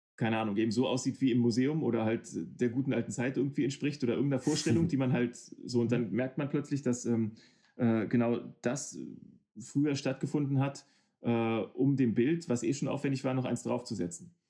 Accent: Hanover, Lower Saxony, Germany; ich komme aus Hannover

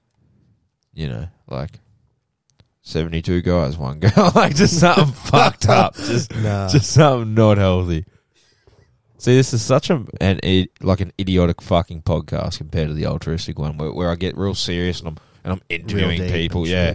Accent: Australia; I'm 21 from Australia.

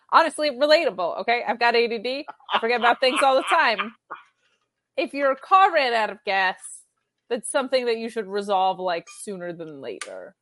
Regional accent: a small town in upstate New York, United States; someone that was from a small town in upstate New York

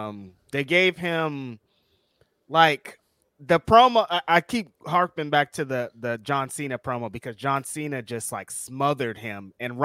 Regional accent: Bakersfield, California, United States; NXT's coming up in my hometown too.

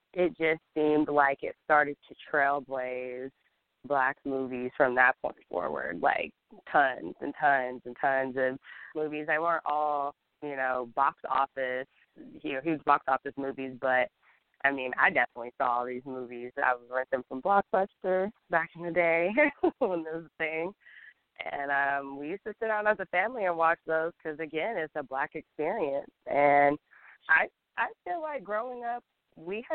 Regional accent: Columbus, Mississippi, United States; I grew up in Columbus, Mississippi

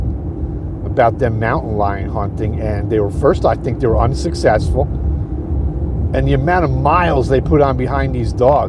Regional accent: New York, United States; we're from New York

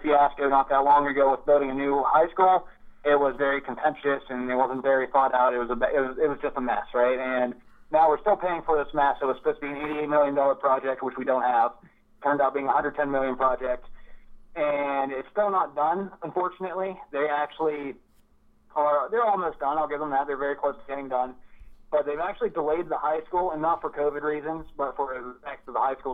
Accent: Altoona, Pennsylvania, United States; My hometown of Altoona

